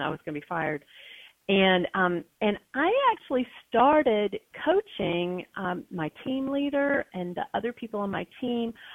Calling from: West Lafayette, Indiana, United States; I'm calling in from here uh, from West Lafayette, Indiana, home of Purdue University

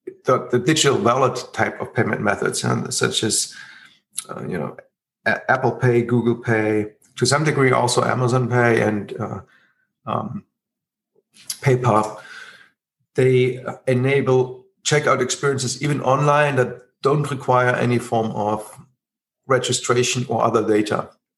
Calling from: Berlin, Germany; I'm currently calling from Berlin

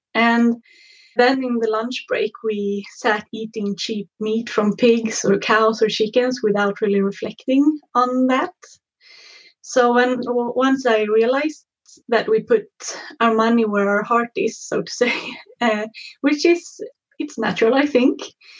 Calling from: Mullhyttan, Örebro County, Sweden; I'm calling from Mullhyttan, which is about half an hour outside of Örebro.

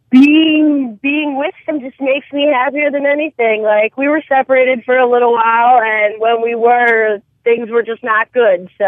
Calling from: New Jersey, United States; I'm from New Jersey.

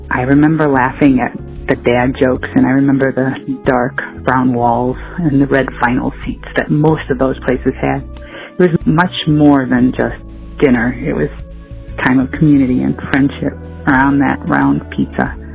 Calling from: Elgin, Illinois, United States; also born or lived in Chicago suburbs; I'm calling from Elgin, Illinois.

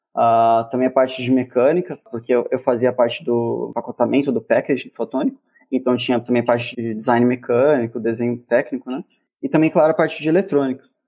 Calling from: Campinas, São Paulo, Brazil; eu falo de Campinas

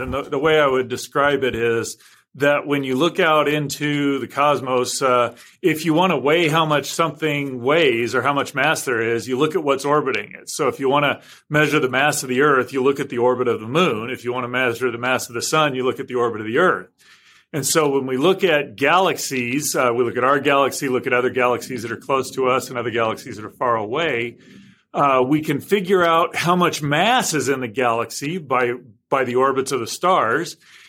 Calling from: Los Angeles, California, United States; I am in Los Angeles County, or Los Angeles, California, basically.

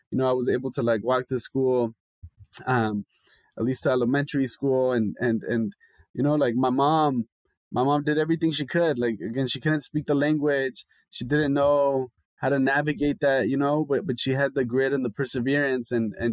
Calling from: Los Angeles, California, United States; I'm calling in from LA.

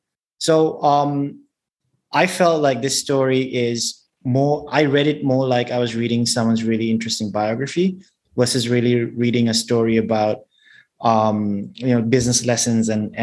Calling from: Singapore; I'm calling in from Singapore.

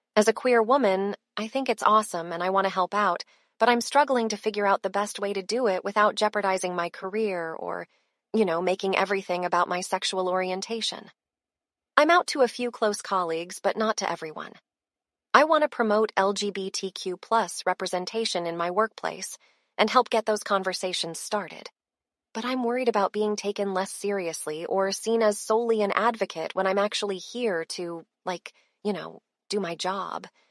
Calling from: Austin, Texas, United States; I'm calling from Austin, Texas

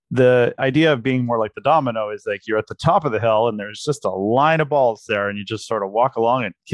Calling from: Princeton, New Jersey, United States; I'm in Princeton, New Jersey.

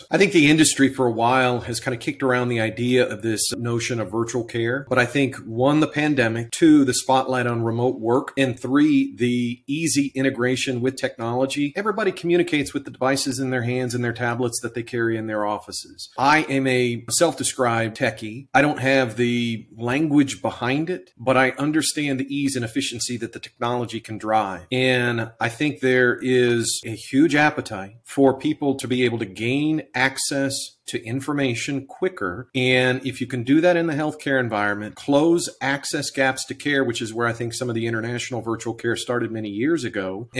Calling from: St. Louis, Missouri, United States; I am joining you from Midwest U.S. in St. Louis, Missouri.

